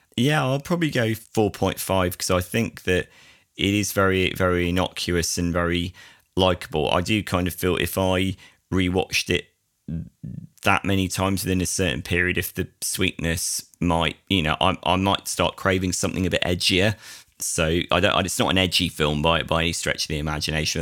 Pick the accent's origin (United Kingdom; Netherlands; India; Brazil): United Kingdom; being a Brit myself